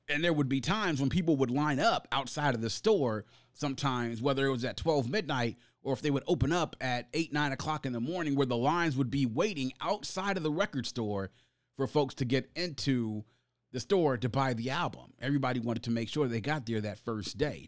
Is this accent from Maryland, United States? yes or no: yes; Prince George's County, Maryland, United States; growing up in Prince George's County, which was and still is a predominantly black county